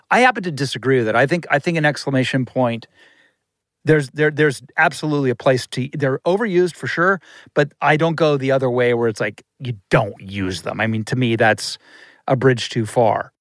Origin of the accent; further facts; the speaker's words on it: Ohio, United States; now in Los Angeles, United States; I'm from Ohio